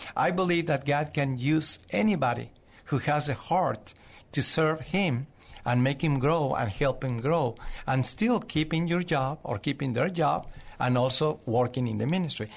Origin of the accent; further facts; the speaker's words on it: Zacatecas, Mexico; English is a second language; moved away as an adult; also born or lived in Mexico City, Mexico / Cuernavaca, Mexico / Boston, Massachusetts; now in San Antonio, United States; I was born in Zacatecas, Mexico. I moved to Mexico City when I was twelve years old